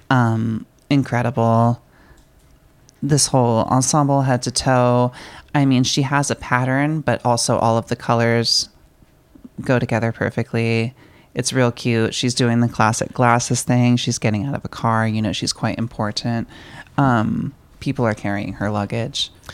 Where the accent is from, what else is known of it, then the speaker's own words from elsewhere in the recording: San Diego, California, United States; I was born in San Diego, and um, like going to SeaWorld as a child was really, really cool